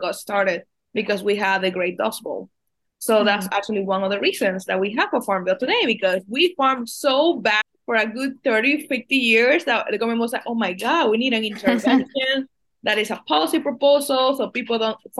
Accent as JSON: {"language": "English", "country": "Dominican Republic", "tie": "born or raised there", "moved": "yes", "lives_now": "United States", "said": "I was born and raised in the Dominican Republic in a really agrarian community in the Dominican Republic"}